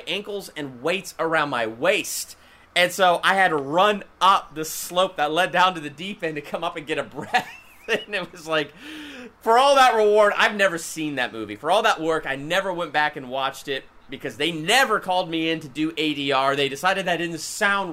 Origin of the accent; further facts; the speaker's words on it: Columbus, Ohio, United States; I was born and raised in Columbus, Ohio